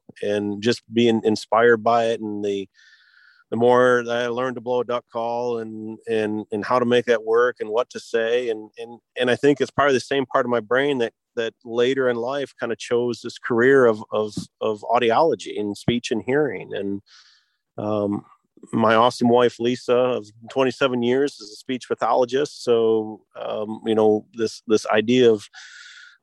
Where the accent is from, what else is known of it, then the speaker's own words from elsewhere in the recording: Michigan, United States; I was born and raised in Michigan